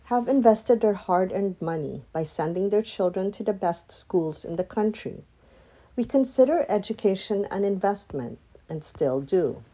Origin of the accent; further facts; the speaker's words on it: Philippines; moved away as an adult; now in United States; my personal experience as a child growing up in the Philippines.